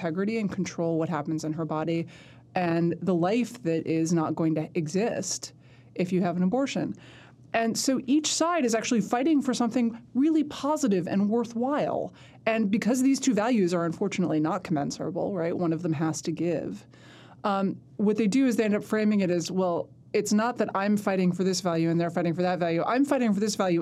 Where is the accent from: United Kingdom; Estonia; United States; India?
United States; New York City, New York; I grew up in Manhattan